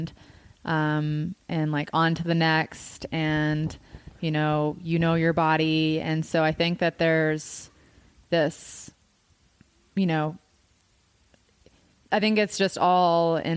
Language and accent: English; Appalachian Mountains in North Carolina, United States; now in Marble, United States; I grew up in the Appalachian Mountains in North Carolina.